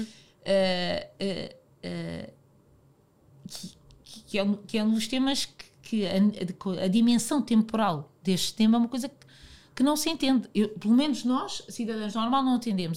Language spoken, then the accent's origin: Portuguese; Portugal; eu, como portuguesa